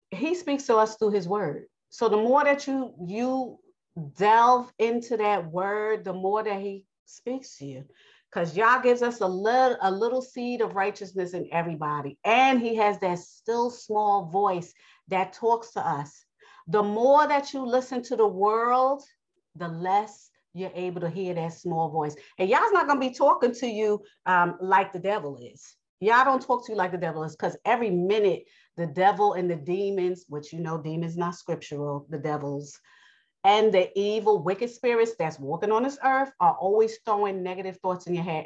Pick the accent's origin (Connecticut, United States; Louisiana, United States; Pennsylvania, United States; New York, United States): New York, United States; accent: New York; I have a New York accent, so I am from New York